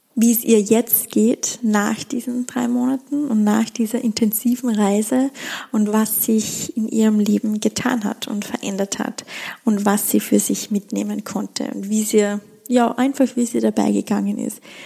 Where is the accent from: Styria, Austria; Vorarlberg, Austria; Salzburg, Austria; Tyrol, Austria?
Styria, Austria; Schladming; in Schlappming, in meiner Heimat stattfinden, in den Bergen, in der Steiermark, in Österreich